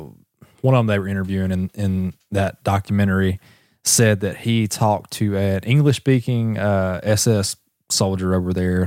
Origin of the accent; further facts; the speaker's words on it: Wisconsin, United States; Right here in my home state of Wisconsin.